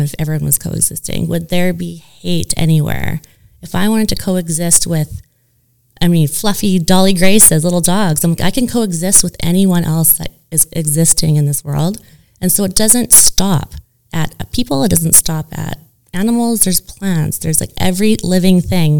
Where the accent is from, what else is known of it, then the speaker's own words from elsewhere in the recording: Estevan, Saskatchewan, Canada; now in Calgary, Canada; I'm from Estevan, Saskatchewan, so it's in the middle of the country, southeast border of the province. And then I moved to Calgary, Alberta